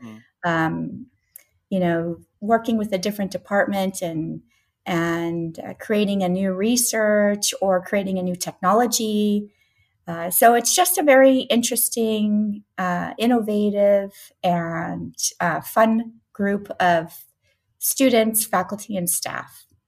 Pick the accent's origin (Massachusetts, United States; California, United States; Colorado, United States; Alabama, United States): California, United States; And I grew up on a farm on top of that. So my parents had an avocado farm in California.